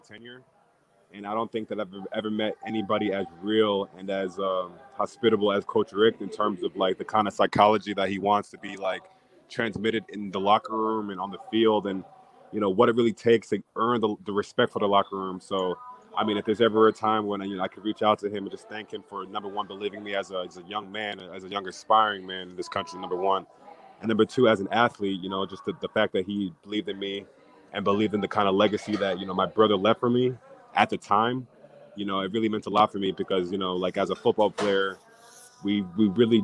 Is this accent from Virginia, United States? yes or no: no; New Jersey, United States; moved away as an adult; also born or lived in Miami, Florida / Los Angeles, California; I'm a Jersey native. I was born and raised in Jersey